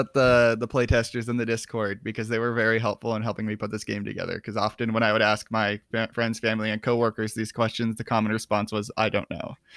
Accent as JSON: {"language": "English", "town": "Miami", "region": "Arizona", "country": "United States", "tie": "born or raised there", "said": "I grew up in Miami, but it was a small mining town in eastern Arizona"}